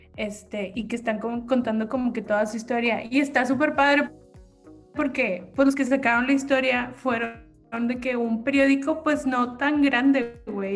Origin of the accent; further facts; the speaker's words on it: Mexico; Como mexicano